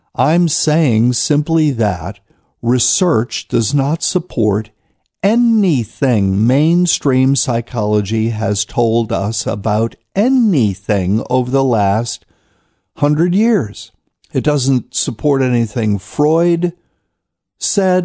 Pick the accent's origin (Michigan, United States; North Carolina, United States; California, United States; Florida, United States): North Carolina, United States; Raleigh, North Carolina, my home state